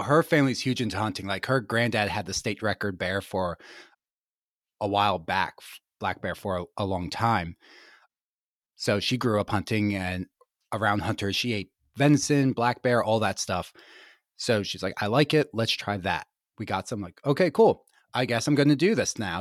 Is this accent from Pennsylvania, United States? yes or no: yes; Gettysburg, Pennsylvania, United States; I grew up in Gettysburg, Pennsylvania, super rural